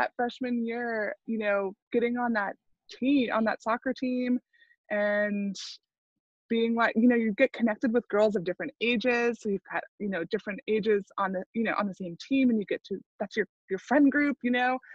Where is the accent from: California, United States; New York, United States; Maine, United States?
Maine, United States; I grew up in Maine